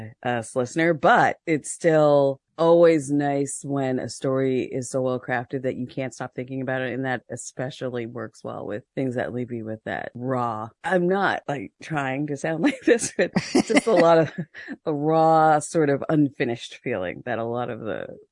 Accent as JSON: {"language": "English", "country": "Canada", "said": "We're Canadian. Yeah."}